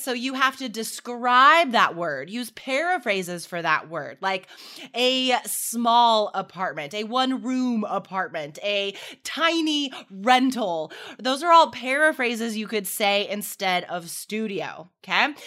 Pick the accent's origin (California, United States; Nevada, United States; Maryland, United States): Nevada, United States; Carson City; now in Portland, United States; I grew up, I grew up in Carson City, Nevada